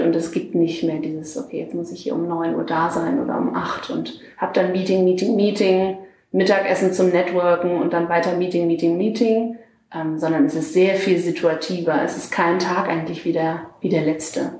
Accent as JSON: {"language": "German", "area": "Lüneburg Heath", "region": "Lower Saxony", "country": "Germany", "also_born_or_lived": "Hamburg", "moved": "as an adult", "lives_now": "Berlin, Germany", "said": "ich komme aus der Lüneburger Heide"}